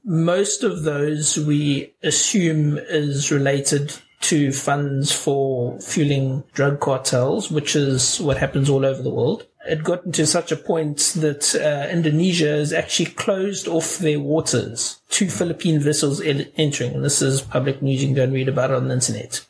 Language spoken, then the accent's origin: English; South Africa; I'm from South Africa.